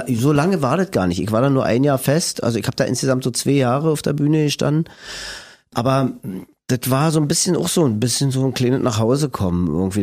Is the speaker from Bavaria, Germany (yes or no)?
no; Berlin, Germany; accent: Berlinisch; also born or lived in Friedrichshain, Berlin; Ich bin in Lichtenberg aufgewachsen